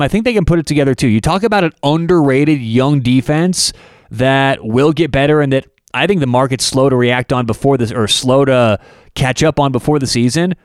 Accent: Denver, Colorado, United States; I'm, I'm from Denver, Colorado

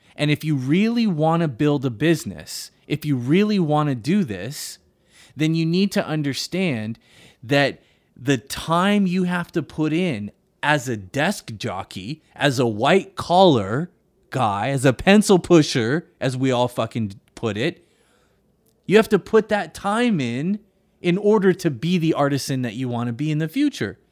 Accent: Monterey, California, United States; my hometown of Monterey

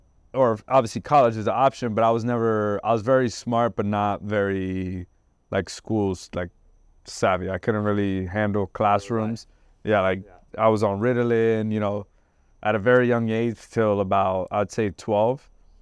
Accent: Trenton, New Jersey, United States; moved away as an adult; also born or lived in Puerto Rico / Florida; now in Davie, Florida, United States; So I grew up in Trenton, New Jersey, and I was at a very critical age, 17

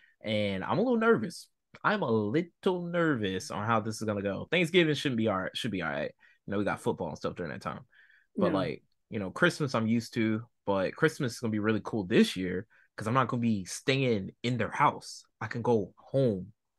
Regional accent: Virginia, United States; also born or lived in North Carolina; Remember, I'm from Virginia and North Carolina

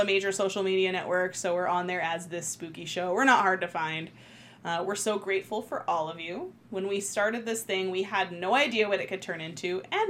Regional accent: West Virginia, United States; born or raised there

